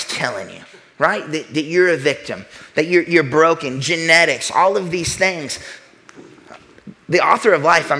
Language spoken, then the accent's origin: English; the Bible Belt, United States; I'm from the Bible Belt